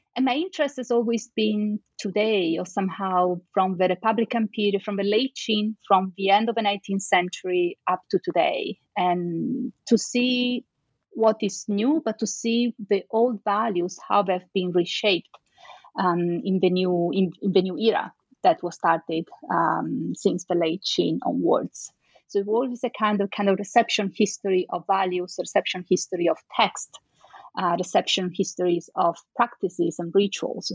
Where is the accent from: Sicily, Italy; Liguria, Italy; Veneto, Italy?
Veneto, Italy; Venice; I am from Venice, so I think, and, and, I can say actually for sure that since I was a little child, I had all these stories about Marco Polo